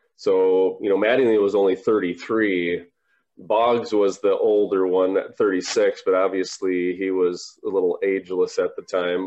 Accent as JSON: {"language": "English", "region": "Minnesota", "country": "United States", "tie": "born or raised there"}